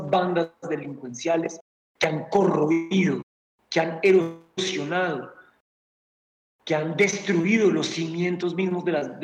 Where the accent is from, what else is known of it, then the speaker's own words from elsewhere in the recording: Colombia; Nos están violando todos los derechos como ciudadanos y como colombianos.